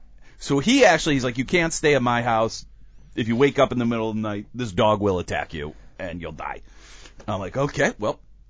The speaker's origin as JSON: {"language": "English", "country": "United States", "said": "she realizes I'm an American"}